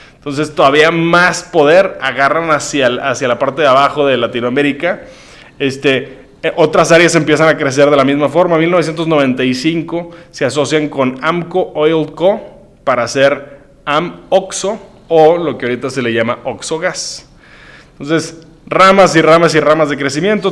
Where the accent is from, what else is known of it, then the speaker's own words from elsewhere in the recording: Monterrey, Nuevo León, Mexico; Este es de mi tierra, de Monterrey.